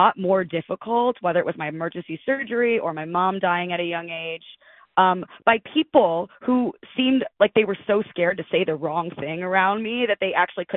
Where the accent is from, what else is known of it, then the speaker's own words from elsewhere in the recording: Detroit, Michigan, United States; moved away as an adult; I'm from the Detroit area